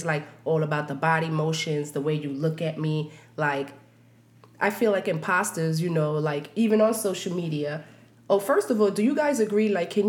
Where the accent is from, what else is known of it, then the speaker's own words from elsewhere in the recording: New York City, New York, United States; I'm from Brooklyn